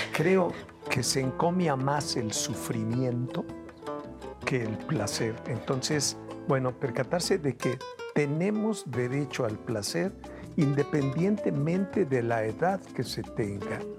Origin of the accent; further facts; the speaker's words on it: Veracruz, Mexico; moved away; also born or lived in Mexico City; Me voy a Veracruz, de donde soy oriundo